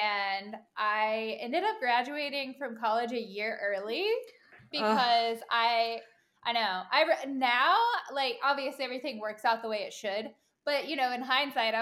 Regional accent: Virginia, United States; moved away as an adult; now in Charlotte, United States; I am originally from Virginia. And lived there basically my whole life.

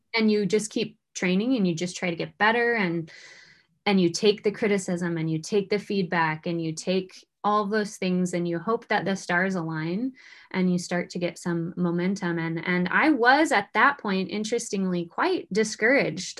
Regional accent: Pocatello, Idaho, United States; moved away as an adult; also born or lived in Houston, Texas; I'm from Pocatello, Idaho

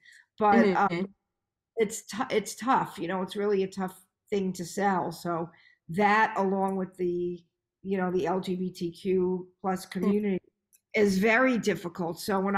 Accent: New York, United States

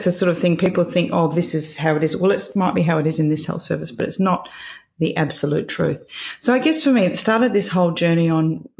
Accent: Perth, Western Australia, Australia; moved away as an adult; also born or lived in London / Greece; my parents still live in the house I was raised in Scarborough

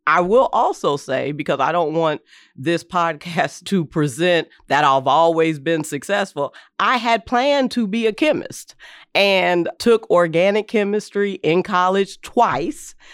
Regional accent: Berea, Kentucky, United States; also born or lived in London, Kentucky; I was born in a small town called London, Kentucky. Um, but I was raised in Berea, Kentucky

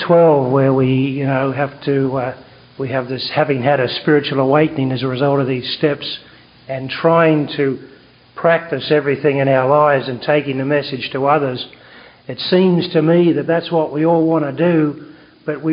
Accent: Australia; accent: Australian; now in Vancouver, Canada; from Vancouver, BC, although I've got an Australian accent.

